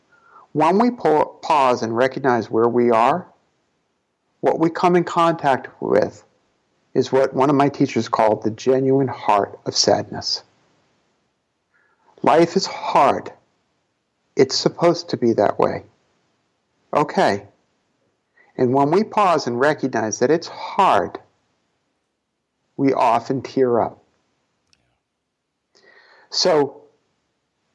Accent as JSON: {"language": "English", "town": "New York City", "region": "New York", "country": "United States", "said": "we're both from Brooklyn"}